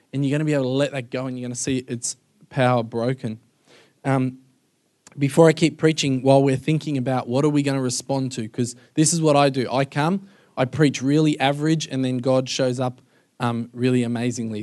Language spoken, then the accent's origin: English; Melbourne, Victoria, Australia; moved away as an adult; now in United States; I'm from Melbourne